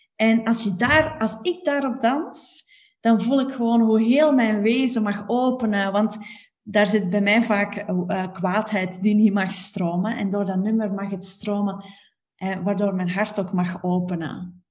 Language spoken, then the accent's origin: Dutch; Belgium; als Belg